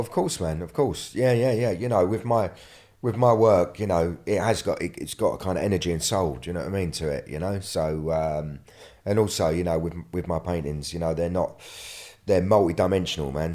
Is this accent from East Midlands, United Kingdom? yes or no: no; London, United Kingdom; I'm from London